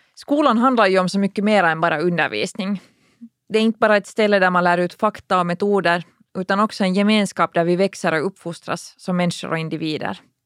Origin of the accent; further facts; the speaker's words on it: Finland; vi här hemma i Finland